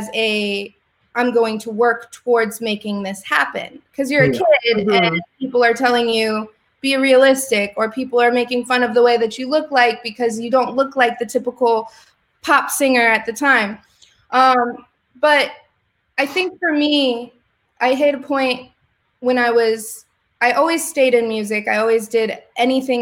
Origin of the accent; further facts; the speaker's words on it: Springfield, Illinois, United States; I grew up in Springfield, Illinois, which is the middle of Illinois